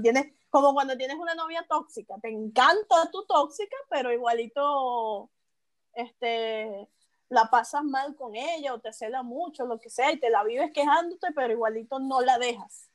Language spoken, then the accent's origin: Spanish; Venezuela; como venezolano